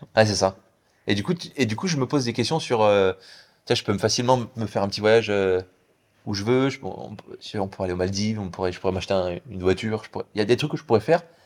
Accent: Paris, Île-de-France, France; moved away as an adult; also born or lived in Hong Kong; now in Bali, Indonesia; Moi je viens de Paris

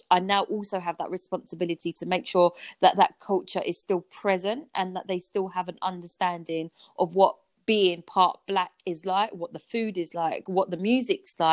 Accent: Vietnam; now in United Kingdom; Like a typical Vietnamese person doesn't go out as many times

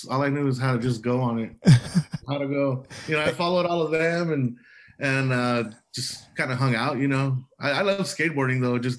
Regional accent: Calexico, California, United States; Oh man, well, what can I tell you? Just the Calexico life, you know, back, what was it, like 15 years ago, you know

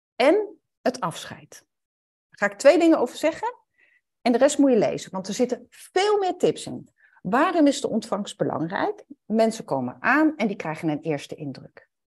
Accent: Netherlands; En dan ben ik een Nederlander die Duits spreekt. Dus dan heb ik een bepaald accent

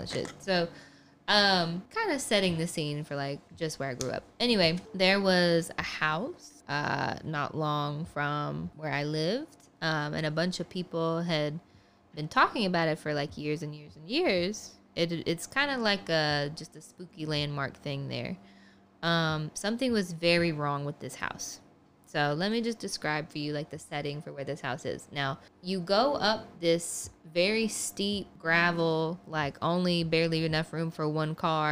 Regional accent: the South, United States; I am from the South

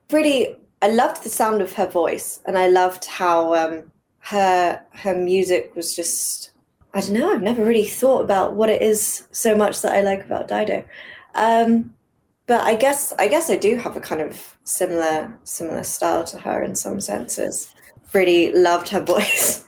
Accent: England, United Kingdom; I grew up over here in England

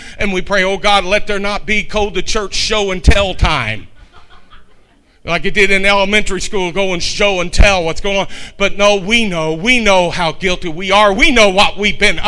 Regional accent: Kentucky, United States; I'm a Shecky from Kentucky

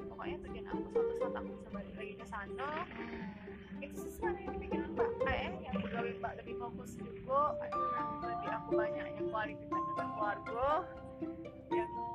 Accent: Jakarta, Indonesia; Aku kan dari Jakarta

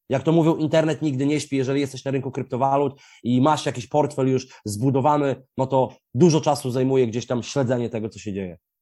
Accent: Białystok, Podlaskie Voivodeship, Poland; Ja jestem z Biegostoku

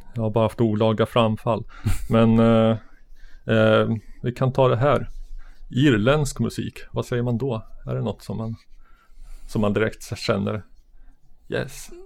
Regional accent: Sörmland, Södermanland, Sweden; jag växte upp på landet i Sörmland

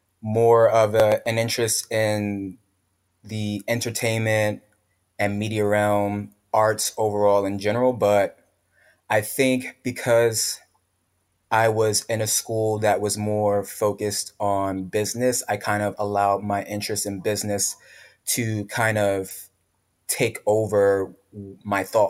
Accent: New York City, New York, United States; A lot of my friends from the block, from the hood, from growing up in the Bronx

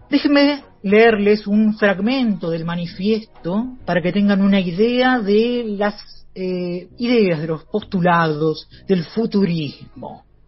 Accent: Argentina; la pobre patria mía

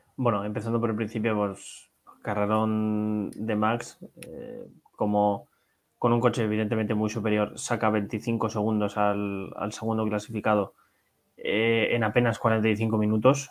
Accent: Spain; como aficionados españoles que somos

